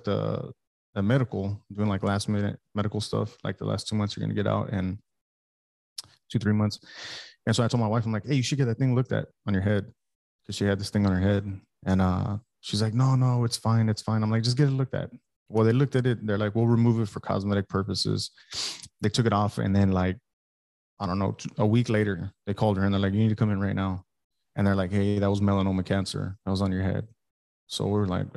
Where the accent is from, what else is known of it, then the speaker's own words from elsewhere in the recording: Alice, Texas, United States; moved away as an adult; also born or lived in Oak Harbor, Washington; I'm from South Texas. I'm from Alice, Texas